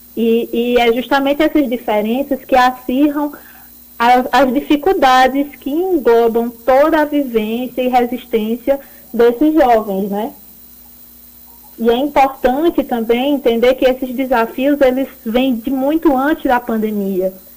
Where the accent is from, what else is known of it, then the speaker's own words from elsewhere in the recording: Pernambuco, Brazil; moved away; also born or lived in Campina Grande; Eu sou pernambucana